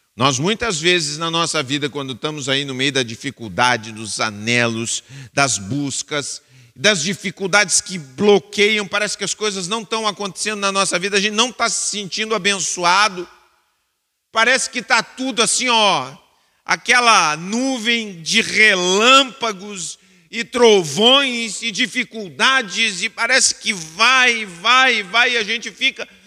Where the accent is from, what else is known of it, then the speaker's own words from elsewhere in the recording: Bagé, Rio Grande do Sul, Brazil; eu sou de Bagé, nós sofremos com a seca faz muito tempo